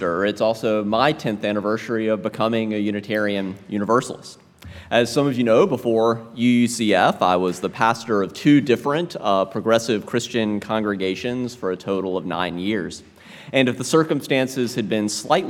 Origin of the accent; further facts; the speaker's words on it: South Carolina, United States; I was raised Southern Baptist in South Carolina